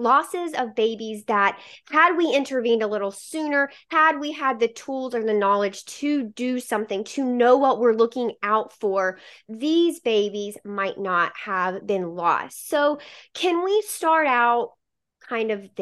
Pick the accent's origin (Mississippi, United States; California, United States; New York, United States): Mississippi, United States; I'm from Mississippi